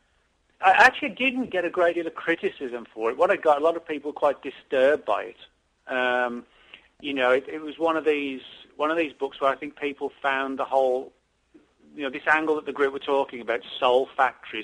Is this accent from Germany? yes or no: no; England, United Kingdom; moved away; growing up in England, from that era when Hammer films were sort of really the rage